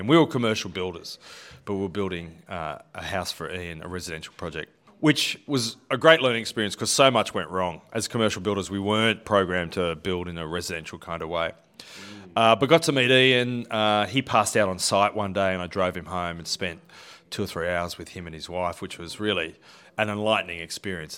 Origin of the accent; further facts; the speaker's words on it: Sydney, New South Wales, Australia; was born in Seven Hills, actually, and grew up in, uh, the northwestern suburbs of Sydney. So, a proud Westie